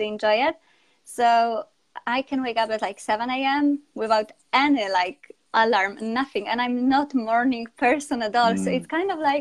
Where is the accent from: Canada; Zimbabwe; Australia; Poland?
Poland; English is a second language; moved away as an adult; also born or lived in Spain; now in United Kingdom; So I'm from Poland. Now I'm based in UK